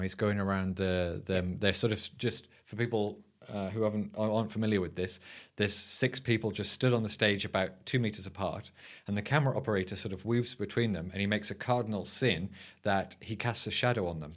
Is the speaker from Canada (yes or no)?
no; United Kingdom; as a Brit